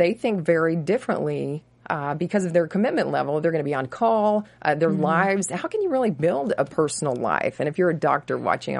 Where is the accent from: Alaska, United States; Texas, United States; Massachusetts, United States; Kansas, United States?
Texas, United States; now in Los Angeles, United States; I grew up in Texas